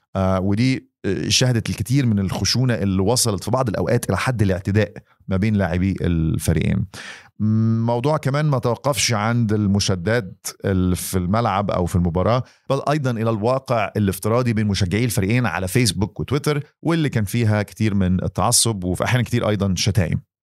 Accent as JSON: {"language": "Arabic", "country": "Egypt", "said": "انا كمان مصري"}